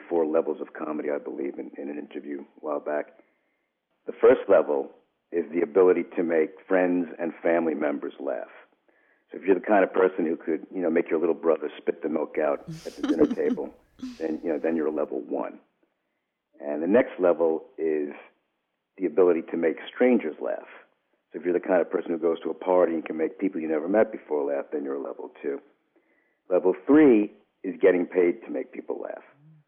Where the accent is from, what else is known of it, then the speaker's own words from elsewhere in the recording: New York, United States; So maybe it's partly genetic. I'm from New York.